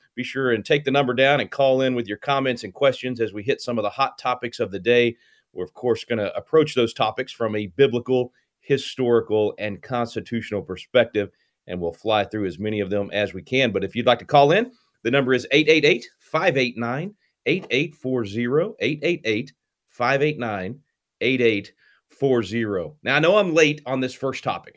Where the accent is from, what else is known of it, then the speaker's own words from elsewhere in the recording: Texas, United States; my home state of Texas